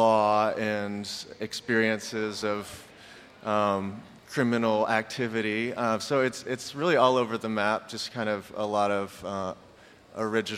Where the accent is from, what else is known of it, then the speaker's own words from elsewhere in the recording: Pekin, Indiana, United States; We grew up in the Pekin, Palmyra.